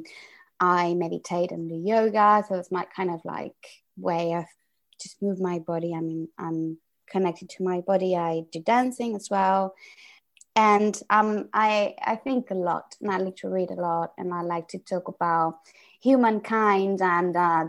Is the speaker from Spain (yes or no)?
yes; Spain; first language Spanish; English is a second language; moved away as an adult; now in London, United Kingdom; I'm Spanish. I was born in Spain and everything